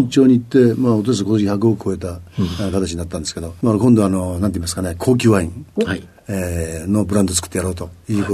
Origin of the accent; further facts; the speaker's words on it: Ageo, Saitama, Japan; えー、埼玉県の上尾市、